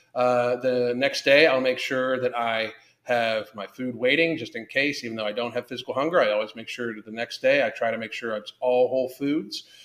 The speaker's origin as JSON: {"language": "English", "country": "United States", "said": "as American people"}